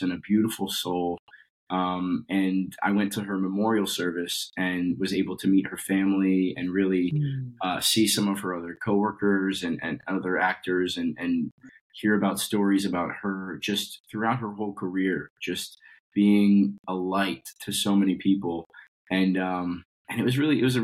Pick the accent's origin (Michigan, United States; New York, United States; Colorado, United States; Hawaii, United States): Colorado, United States; So I grew up in Colorado, and I was doing theater since I was, 13 years old.